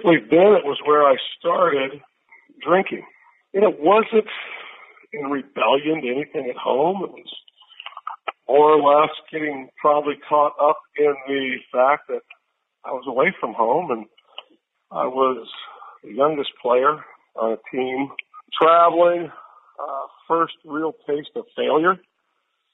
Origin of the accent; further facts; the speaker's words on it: Merritt Island, Florida, United States; I grew up in Merritt Island, Florida.